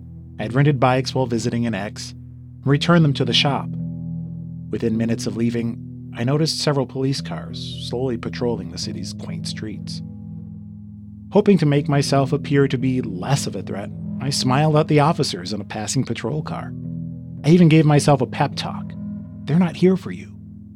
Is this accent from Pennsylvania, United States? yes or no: no; Los Angeles, California, United States; also born or lived in Inland Empire, California; I didn't realize I was black until I was 11. I was a mixed kid. I grew up in Westwood.